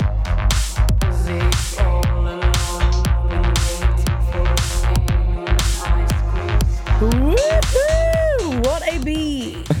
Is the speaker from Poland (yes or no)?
no; Germany; accent: German; English is a second language; now in United Kingdom; I'm German